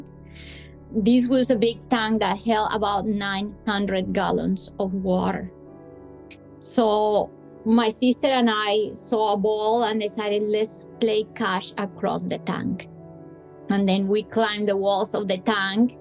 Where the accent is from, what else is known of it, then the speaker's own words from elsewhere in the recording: Bogotá, Colombia; I'm from Colombia, I come from hot weather country, but Bogota is very high up in the Andes